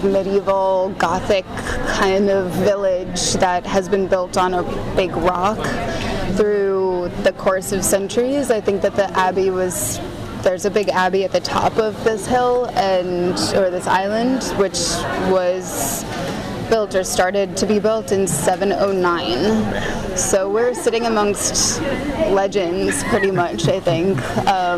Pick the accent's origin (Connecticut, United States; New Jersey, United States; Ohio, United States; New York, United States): New York, United States; I was born and raised in New York.